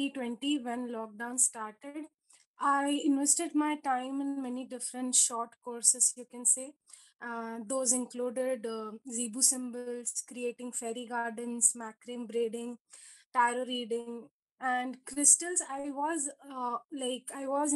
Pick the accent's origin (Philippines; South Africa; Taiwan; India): India; Mumbai, Maharashtra; I'm 26 and I'm from Mumbai